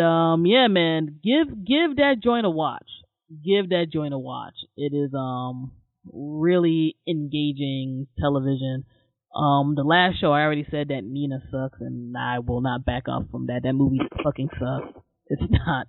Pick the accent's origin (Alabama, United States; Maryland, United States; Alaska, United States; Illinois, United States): Maryland, United States; I was born and raised in Maryland